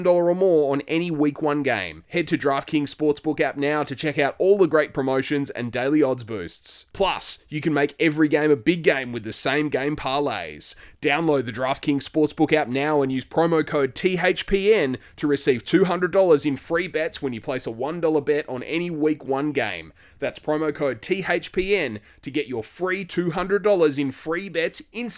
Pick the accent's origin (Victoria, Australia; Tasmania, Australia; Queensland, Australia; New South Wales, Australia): Tasmania, Australia; based in my home state of Tasmania